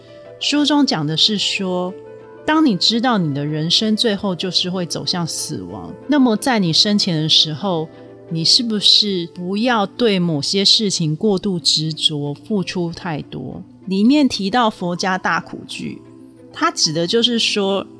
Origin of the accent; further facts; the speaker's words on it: Taiwan; 在我们台湾人来讲，是完全不可思议的景象。